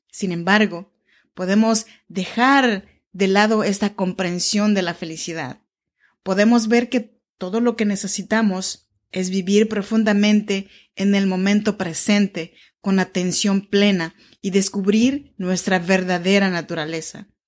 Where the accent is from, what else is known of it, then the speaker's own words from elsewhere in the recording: Oaxaca, Mexico; now in Sacramento, United States; te saludo desde Sacramento, California. Yo soy oaxaqueña mexicana de la región chinanteca y vivo en Sacramento, California, desde hace ya más de 10 años.